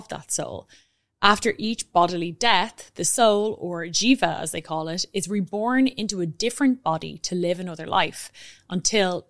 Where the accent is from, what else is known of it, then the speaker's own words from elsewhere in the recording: Ireland; being Irish